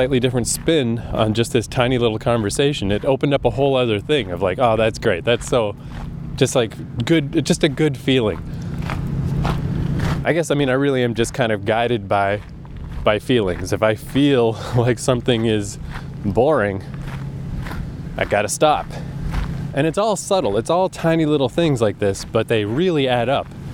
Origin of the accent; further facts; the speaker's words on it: Canada; I'm Canadian